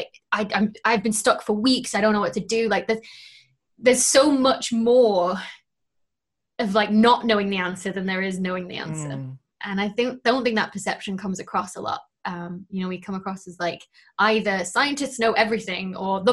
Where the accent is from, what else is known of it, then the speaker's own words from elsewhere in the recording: Lancashire, North West England, United Kingdom; I'm from Lancashire